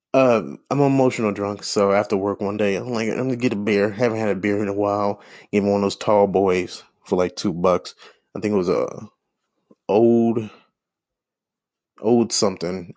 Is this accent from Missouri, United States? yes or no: yes; St. Louis, Missouri, United States; I grew up in Saint Louis